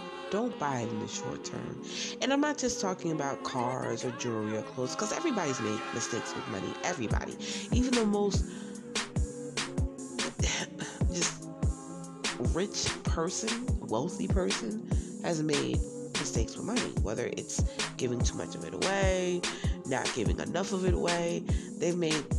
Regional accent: Browns Mills, New Jersey, United States; also born or lived in Newark, New Jersey; now in Statesboro, Georgia, United States; Even though I stay in Statesboro, Georgia, I am originally from Browns Mills, New Jersey, born in Newark, New Jersey

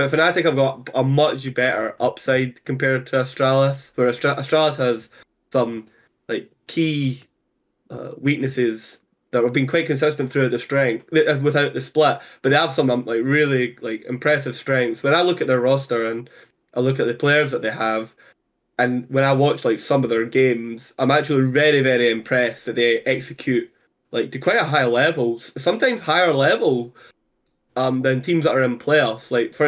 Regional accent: Scotland, United Kingdom; I'm from Scotland

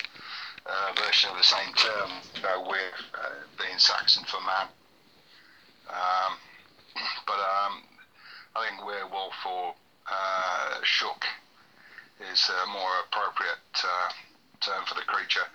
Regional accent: rural Cheshire, North West England, United Kingdom; also born or lived in Manchester / Israel; I was born in Manchester, raised in rural Cheshire.

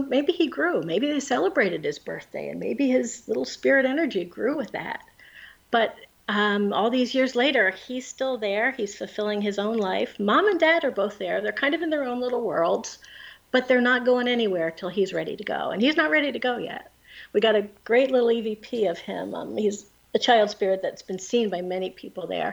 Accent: Pennsylvania, United States; now in New Jersey, United States; I'm from Pennsylvania

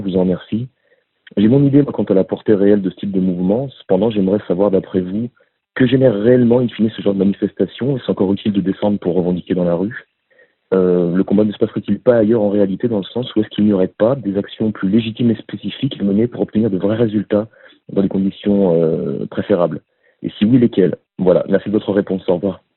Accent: Lyon, Auvergne-Rhône-Alpes, France; je suis lyonnais

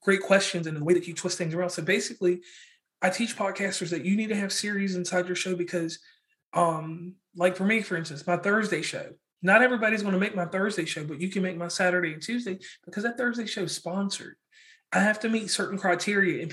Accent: Parkersburg, West Virginia, United States; I'm from Parkersburg, West Virginia.

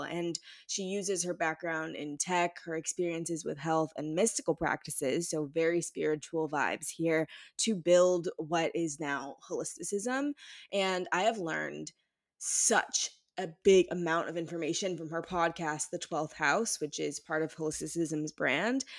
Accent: Ferguson, Missouri, United States; I'm from Ferguson

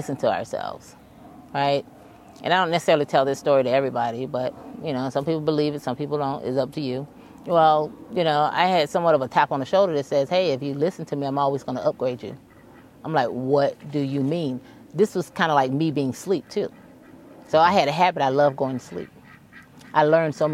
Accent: Jacksonville, Florida, United States; I'm from Jacksonville, Florida

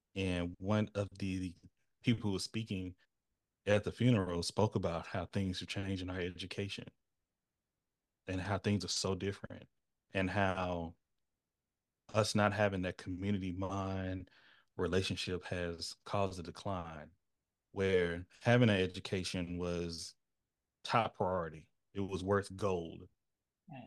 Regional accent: East Texas, United States; my access and quality of education was very clear um, in my town. I'm from East Texas, where I'm from

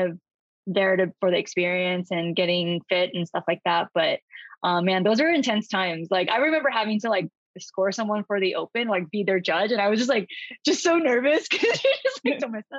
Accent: California, United States; from California, born and raised.

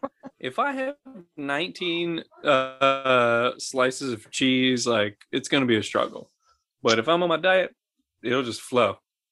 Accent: Scotland, United Kingdom; But I'm Scottish, so I'm allowed to?

